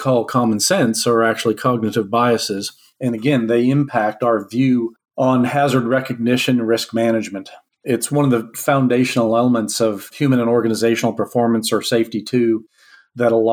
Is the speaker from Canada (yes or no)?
yes; Alberta, Canada; also born or lived in Texas; I was born in Canada to parents who were from Texas.